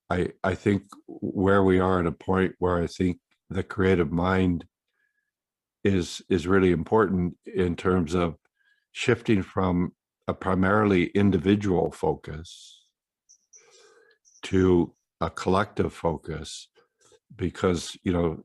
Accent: San Francisco, California, United States; We're from San Francisco

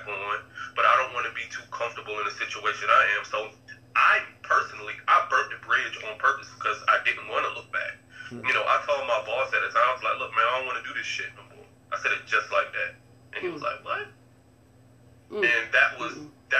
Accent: Norfolk, Virginia, United States; also born or lived in Deep Creek, Chesapeake, Virginia; from Norfolk. I spent elementary school, middle school, and my freshman and sophomore years in Norfolk. And I live in Norfolk now.

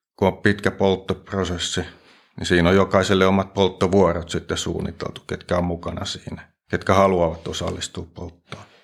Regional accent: Nurmijärvi, Uusimaa, Finland; moved away as an adult; now in Forssa, Finland; Mä oon Klaukkalasta lähtösi, Nurmijärveltä.

